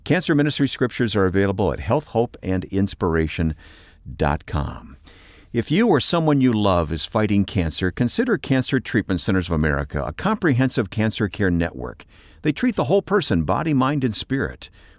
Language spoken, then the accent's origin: English; Chicago, Illinois, United States; I wear it proudly as a Chicagoan.